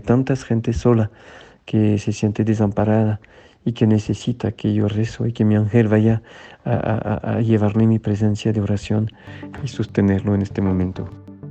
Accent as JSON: {"language": "Spanish", "country": "France", "moved": "yes", "lives_now": "Mexico", "said": "un sacerdote en Francia en mi tierra"}